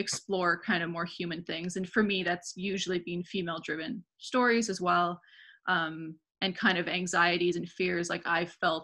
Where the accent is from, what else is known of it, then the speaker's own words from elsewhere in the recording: Vancouver, British Columbia, Canada; moved away as an adult; now in Montreal, Canada; I'm originally from Vancouver. I moved to Montreal like 8 years ago